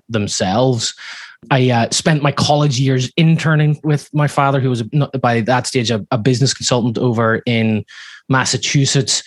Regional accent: Belfast, Northern Ireland, United Kingdom; now in Laguna Beach, United States; I grew up in a household where my father, back in Northern Ireland, I'm sure you can hear from my accent, it's not from Laguna Beach where I live now, but back whenever I was living in Belfast

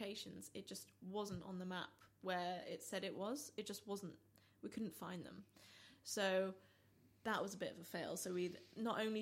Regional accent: Staffordshire, West Midlands, United Kingdom; now in London, United Kingdom; growing up in Staffordshire

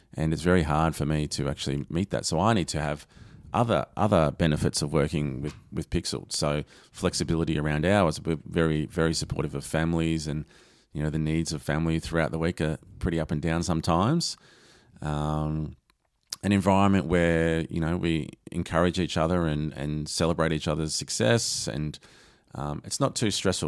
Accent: Lara, Victoria, Australia; I grew up in Lara.

